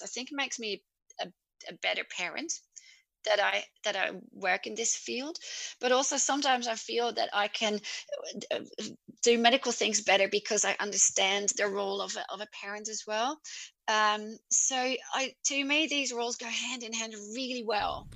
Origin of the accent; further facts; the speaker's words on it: Netherlands; English is a second language; moved away as an adult; now in Albany, Australia; I'm from the Netherlands originally, which you can maybe pick up from my yeah. accent.